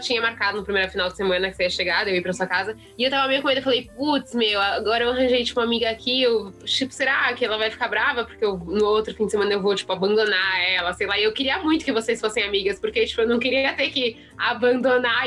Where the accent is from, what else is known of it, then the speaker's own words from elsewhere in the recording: São Paulo, Brazil; eu sou de São Paulo